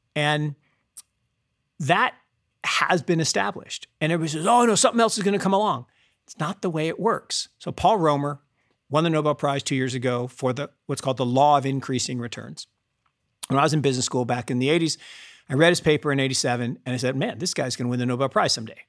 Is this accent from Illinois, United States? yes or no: no; Seattle, Washington, United States; I grew up in Seattle